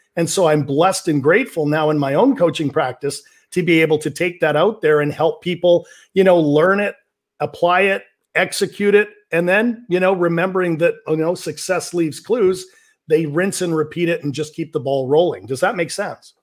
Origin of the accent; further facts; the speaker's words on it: Vancouver, British Columbia, Canada; I'm from Vancouver, British Columbia, Canada